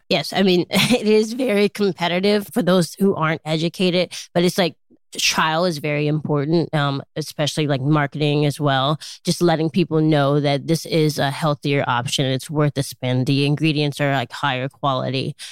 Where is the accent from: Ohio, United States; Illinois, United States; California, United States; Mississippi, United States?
Illinois, United States; Chicago; I grew up in Chicago, Illinois